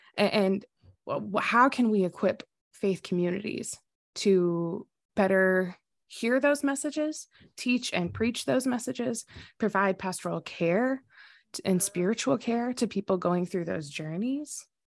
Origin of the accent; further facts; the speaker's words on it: the South, United States; I grew up in the South